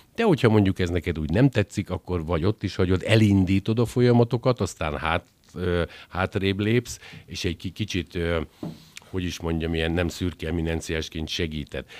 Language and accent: Hungarian; Győr, Győr-Moson-Sopron, Hungary; én győriként